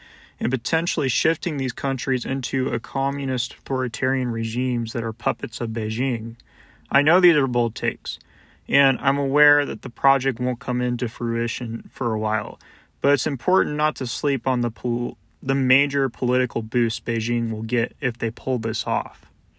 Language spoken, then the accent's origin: English; United States; as an American